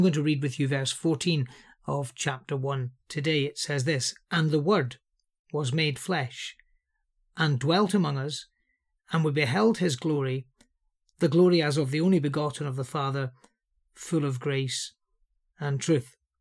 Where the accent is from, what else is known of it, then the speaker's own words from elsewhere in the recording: Liverpool, North West England, United Kingdom; I'm from Liverpool